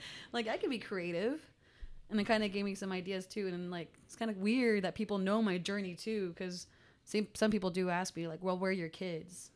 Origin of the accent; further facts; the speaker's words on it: United States; also born or lived in Pawhuska, Oklahoma / New Mexico; I grew up in Pahuska and New Mexico at the same time